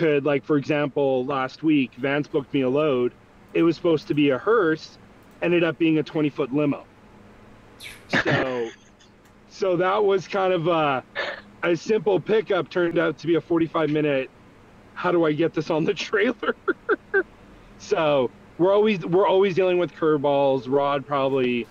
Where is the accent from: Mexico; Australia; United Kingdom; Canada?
Canada; I am Canadian. I'm the hot bothered Canadian